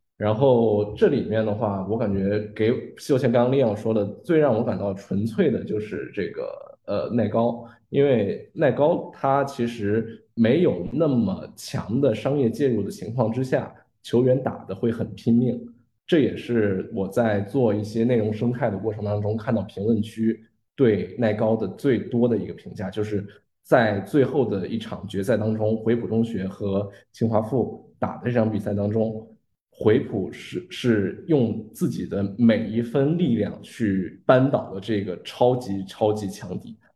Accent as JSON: {"language": "Chinese", "town": "Qingdao", "region": "Shandong", "country": "China", "said": "因为我是青岛人"}